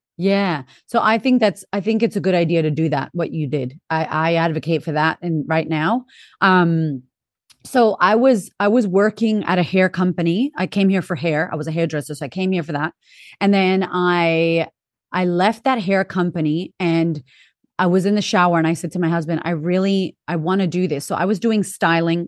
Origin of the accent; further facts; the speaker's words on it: Boston, Massachusetts, United States; moved away as an adult; also born or lived in California / Florida; now in Australia; I'm originally from Boston, Massachusetts, big town